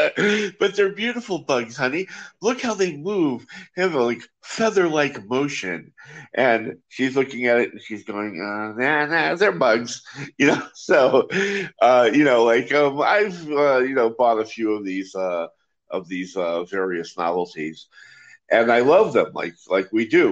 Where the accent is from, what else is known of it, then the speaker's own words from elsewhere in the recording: Los Angeles, California, United States; now in Israel; I hail from Los Angeles, and um, I grew up around uh, the Magic Castle and the and the magic shops there in Hollywood and and the LA area